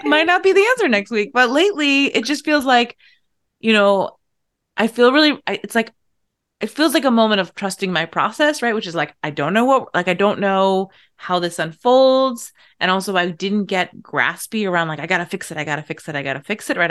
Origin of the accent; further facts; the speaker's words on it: Irish Riviera, Massachusetts, United States; when I was growing up, I was in this, like, incredibly Irish American town